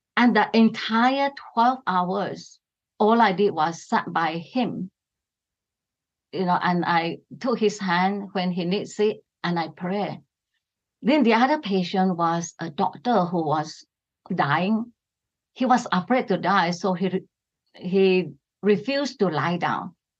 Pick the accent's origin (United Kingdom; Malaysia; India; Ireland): Malaysia; Sarawak; I come from East Malaysia. It is Sarawak, right on the island of Borneo.